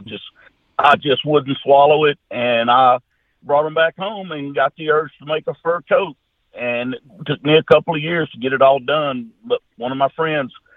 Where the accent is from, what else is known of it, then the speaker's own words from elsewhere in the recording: Junction City, United States; I'm just a country boy. My hometown Junction City, Arkansas, Louisiana, we got about 14 or 1500 people here with one red light